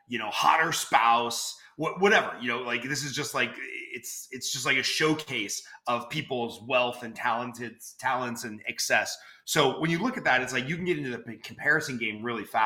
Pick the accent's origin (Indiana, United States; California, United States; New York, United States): California, United States; Los Angeles; moved away as an adult; born and raised in Los Angeles for the first 42 years of my life